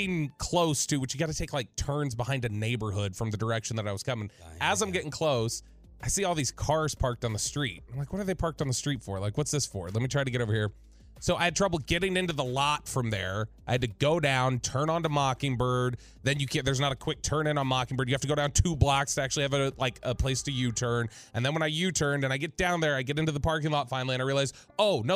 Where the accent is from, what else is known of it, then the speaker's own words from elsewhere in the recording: Farmers Branch, Texas, United States; I grew up in Farmers Branch